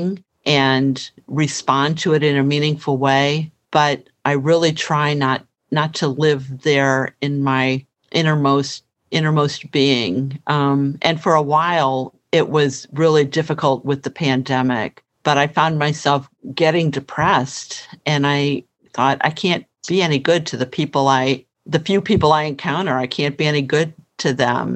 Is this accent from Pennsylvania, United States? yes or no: no; St. Louis, Missouri, United States; I grew up in St. Louis